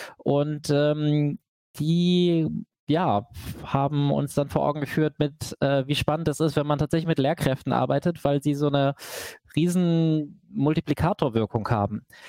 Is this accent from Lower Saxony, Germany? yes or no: yes; Hanover, Lower Saxony, Germany; ich komme aus Hannover, aber dem Norden von Hannover